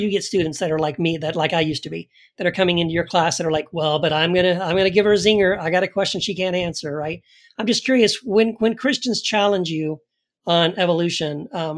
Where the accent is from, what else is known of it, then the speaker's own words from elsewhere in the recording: El Paso, Texas, United States; So I also was raised in Texas. I grew up in Texas, in El Paso. But I was in the Southern Baptist, you know, side of the wing of Christianity, evangelical Christianity.